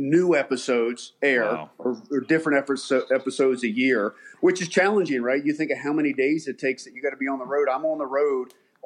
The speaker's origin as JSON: {"language": "English", "region": "Maryland", "country": "United States", "tie": "born or raised there", "also_born_or_lived": "Ohio", "said": "born and raised in Maryland. Went to college in Ohio"}